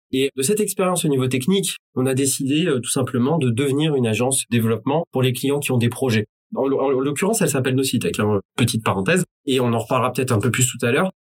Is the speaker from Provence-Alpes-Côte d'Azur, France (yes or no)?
no; Strasbourg, Grand Est, France; born there; je suis euh, franco-malgache, je suis né à Strasbourg euh, en 84. Mes parents euh, s'y sont allés pour étudier et j'y suis né.